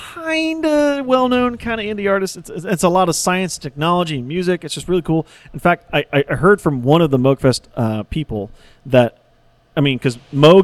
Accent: Raleigh, North Carolina, United States; I'm born and raised in Raleigh, and I've seen Raleigh grow from a boring fucking city

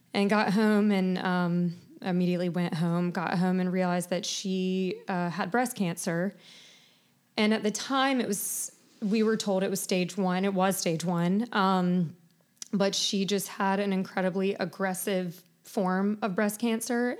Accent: Charleston, South Carolina, United States; I grew up in Charleston, born and raised.

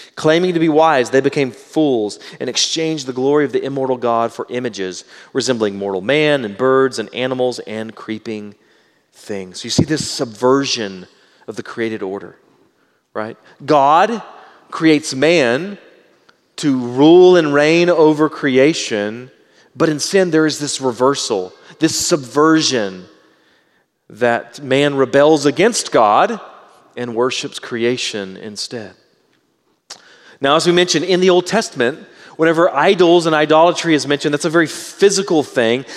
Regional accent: Southeast Texas, United States; I was raised in Southeast Texas.

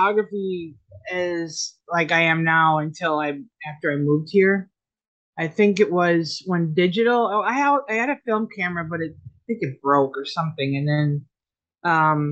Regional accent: Fond du Lac, Wisconsin, United States; moved away as an adult; now in South Florida, United States; I'm originally born and raised in Wisconsin, little town of Fond du Lac.

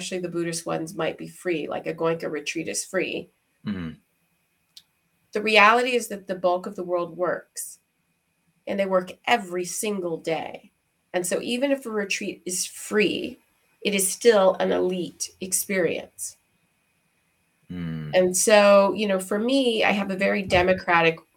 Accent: Houston, Texas, United States; moved away; also born or lived in Shanghai / Hong Kong; growing up in Houston, Texas, as a little Black girl in a white neighborhood

